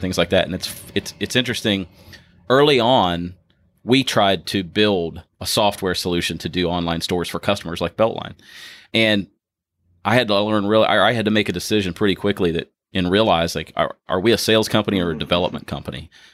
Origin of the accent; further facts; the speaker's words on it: Ohio, United States; moved away as an adult; now in Louisville, United States; I'm originally from Ohio. I moved here in 2013